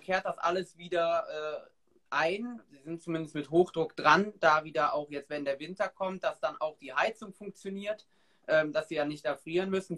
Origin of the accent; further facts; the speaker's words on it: Ahrweiler district, Rhineland-Palatinate, Germany; ich komme halt aus Kreis Arbeiter